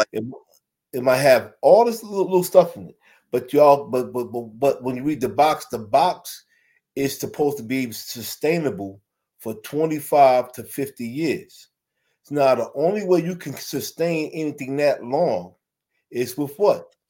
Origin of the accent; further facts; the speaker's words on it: New York City, New York, United States; I'm from Brooklyn, New York